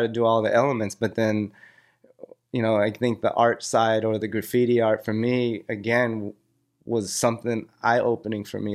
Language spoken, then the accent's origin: English; Cerritos, California, United States; I grew up in Cerrito, so it was a little more suburb.